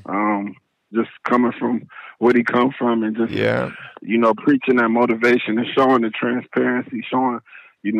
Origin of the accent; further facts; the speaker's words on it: Dayton, Ohio, United States; I'm from Dayton, Ohio